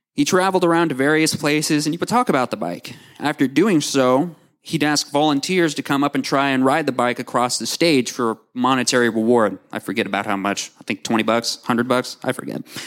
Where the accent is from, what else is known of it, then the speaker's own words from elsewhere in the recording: Owasso, Oklahoma, United States; also born or lived in Tulsa, Oklahoma; I was born in Tulsa, and I've lived in Owasso for as long as I can remember